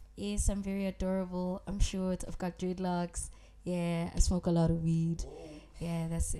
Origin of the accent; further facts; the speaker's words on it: South Africa; also born or lived in Johannesburg; I grew up in Potchefstroom. That is like the south side of KZN. Yeah, born in Johannesburg, but yeah, from the port side.